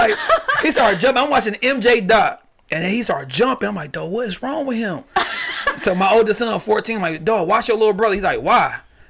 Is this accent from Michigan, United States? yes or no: yes; Detroit, Michigan, United States; I'm from the East, but I stay on the West Side.